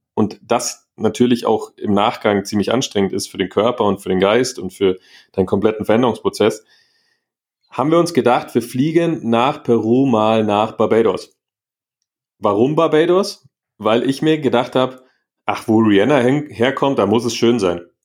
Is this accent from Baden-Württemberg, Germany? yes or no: no; Munich, Bavaria, Germany; aus, aus München, aus Deutschland